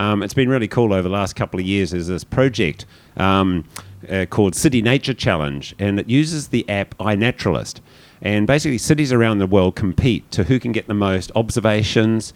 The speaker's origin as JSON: {"language": "English", "country": "New Zealand", "moved": "yes", "said": "a Kiwi coming in after Cape Town"}